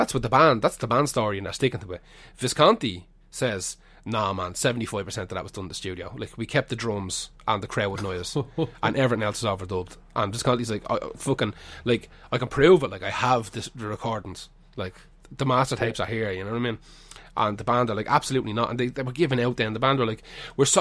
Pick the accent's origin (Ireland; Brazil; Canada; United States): Ireland; Dublin, Leinster; when I was growing up in Finglas